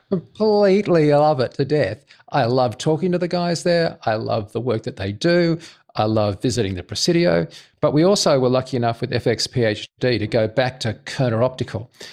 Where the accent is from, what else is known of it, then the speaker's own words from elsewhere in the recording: Australia; I'm an Australian.